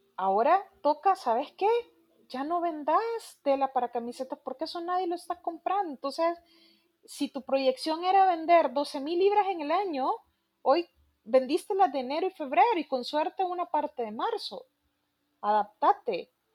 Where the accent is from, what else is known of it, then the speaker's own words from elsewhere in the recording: El Salvador; nosotros como salvadoreños